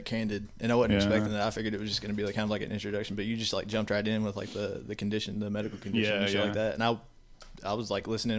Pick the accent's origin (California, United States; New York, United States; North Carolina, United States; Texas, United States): North Carolina, United States; Raleigh; also born or lived in West Palm Beach, Florida; I was born in Florida, but it's just easier to say that I'm from Raleigh, because we moved here when I was 3.